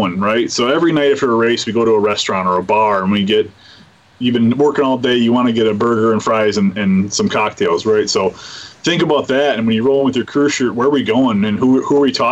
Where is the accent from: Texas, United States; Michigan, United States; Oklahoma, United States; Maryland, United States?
Michigan, United States; Bay City; I'm a kid from Bay City.